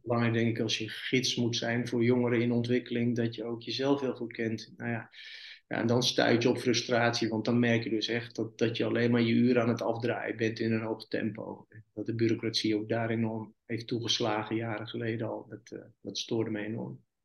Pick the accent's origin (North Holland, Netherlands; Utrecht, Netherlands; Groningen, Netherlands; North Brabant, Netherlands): North Brabant, Netherlands; moved away as an adult; now in Middelburg, Netherlands; Ik ben een Brabander